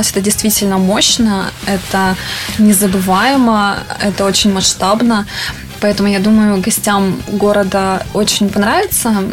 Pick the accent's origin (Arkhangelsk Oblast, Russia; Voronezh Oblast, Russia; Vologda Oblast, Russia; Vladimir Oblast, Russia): Vologda Oblast, Russia; Cherepovets; Я люблю Череповец, потому что, ну, во-первых, это мой родной город, и здесь очень комфортно жить.